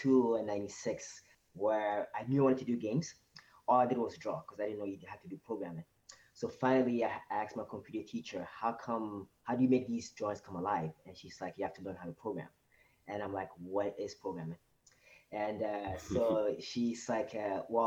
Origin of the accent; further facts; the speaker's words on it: Côte d’Ivoire; now in Montreal, Canada; So I was actually originally from Ivory Coast, West Coast Africa, and I moved to Canada. It's been 16 years, 2002